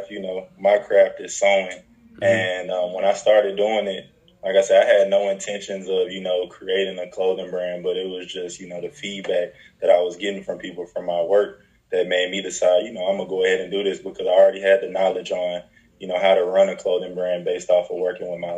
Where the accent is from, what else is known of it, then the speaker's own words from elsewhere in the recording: Nashville, Tennessee, United States; moved away as an adult; also born or lived in Richmond, Virginia; now in Birmingham, United States; I'm from Nashville, Tennessee. I was born, actually, in Richmond, Virginia, and moved to Nashville when I was in about fifth grade.